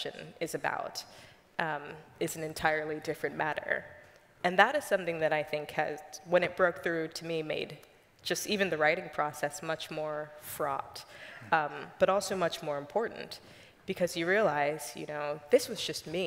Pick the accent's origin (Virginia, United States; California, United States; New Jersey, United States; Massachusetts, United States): Virginia, United States; Richmond; moved away as an adult; now in Washington, D.C., United States; I grew up in Richmond, Virginia